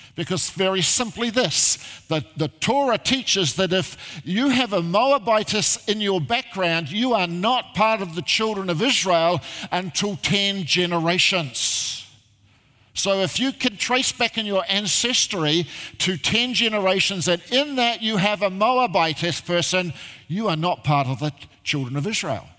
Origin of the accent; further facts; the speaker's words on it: Christchurch, Canterbury, New Zealand; moved away as an adult; now in Australia; I originally come from uh, uh, Christchurch, I grew up there